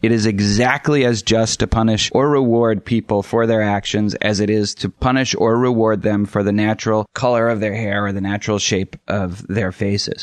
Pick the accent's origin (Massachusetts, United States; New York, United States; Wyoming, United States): Massachusetts, United States; Boston; I grew up in Boston